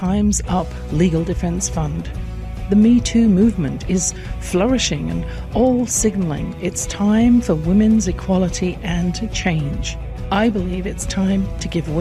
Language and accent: English; England, United Kingdom; born or raised there